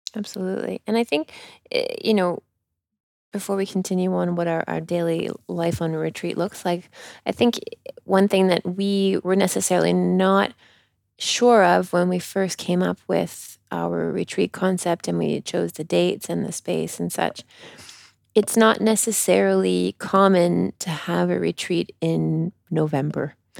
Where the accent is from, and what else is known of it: Canada; accent: Canadian; now in France